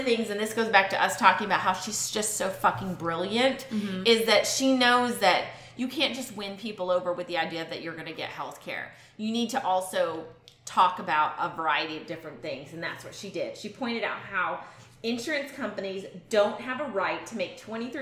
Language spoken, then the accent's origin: English; Massachusetts, United States; When I was a kid growing up in Massachusetts